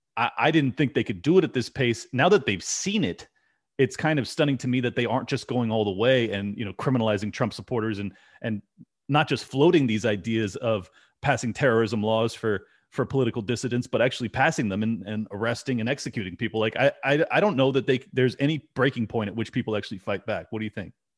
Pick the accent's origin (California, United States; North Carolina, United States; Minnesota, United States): California, United States; moved away as an adult; I'm sadly born and raised in California